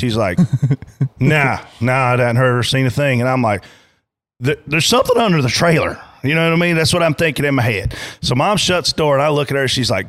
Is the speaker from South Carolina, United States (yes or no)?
yes; Pageland, South Carolina, United States; growing up in Pageland, it was about the memories.